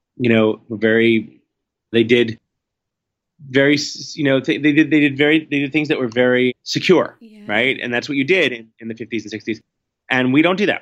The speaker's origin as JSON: {"language": "English", "town": "New York City", "region": "New York", "country": "United States", "tie": "born or raised there", "said": "growing up in Manhattan, you know, being a city kid"}